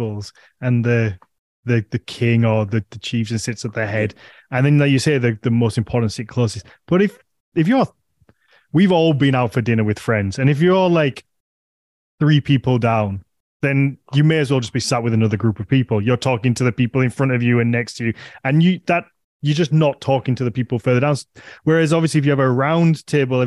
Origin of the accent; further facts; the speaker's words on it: United Kingdom; I'm a Brit